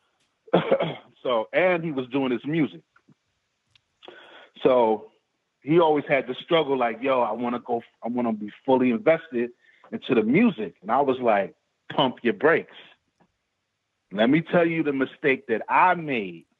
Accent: New York City, New York, United States; I grew up in Queens, but my mom's lived in Harlem.

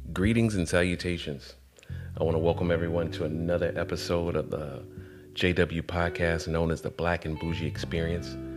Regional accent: Atlanta, Georgia, United States; also born or lived in College Park, Georgia; I come from Atlanta where I didn't know anything other than seeing black all around me

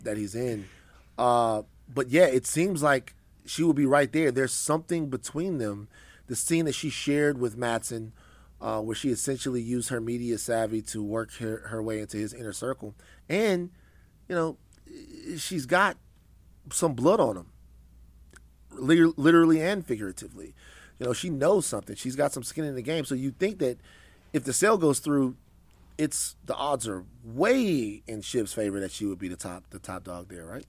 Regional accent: Louisiana, United States; I'm from Louisiana

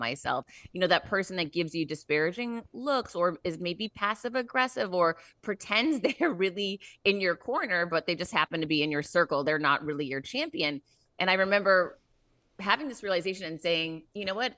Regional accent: Worcester, Massachusetts, United States; I grew up in Worcester, Mass

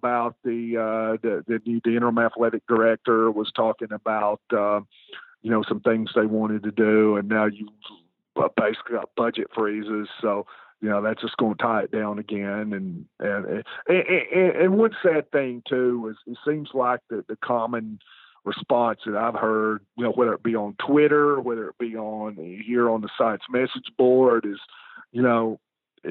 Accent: East Tennessee, United States; I grew up in East Tennessee.

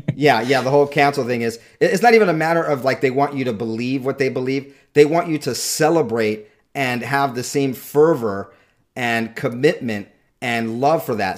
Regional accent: Southern California, United States; I grew up mostly in Southern California

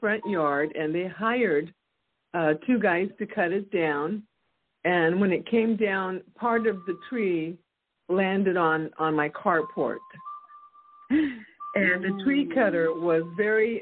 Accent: Texas, United States; I'm from Texas

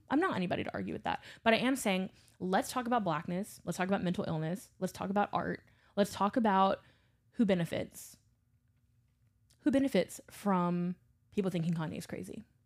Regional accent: Baton Rouge, Louisiana, United States; also born or lived in New Orleans; I grew up in Baton Rouge, Louisiana. I grew up in suburbia

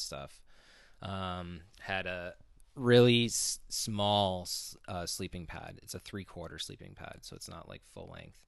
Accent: Connecticut, United States; now in Los Angeles, United States; my home state, Connecticut

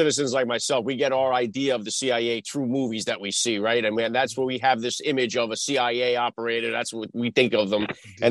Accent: New York City, New York, United States; that's where I'm from. I'm born in the Bronx myself. My whole family's from there.

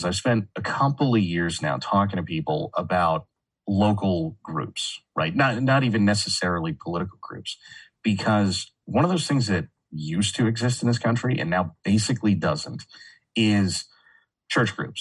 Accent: California, United States; now in Texas, United States; I grew up in California and I grew up, like, I was born in the 80s.

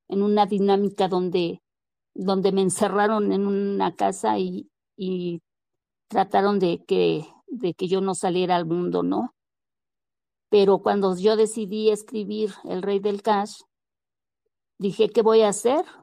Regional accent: Mexico; Pues que movemos, o sea, realmente como sociedad, como mexicanos, movemos, movemos.

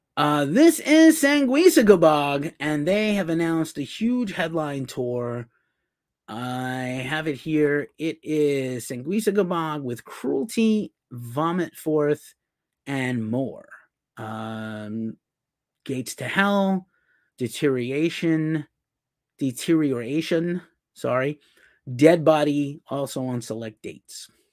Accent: New York City, New York, United States; moved away as an adult; the Bronx, my hometown

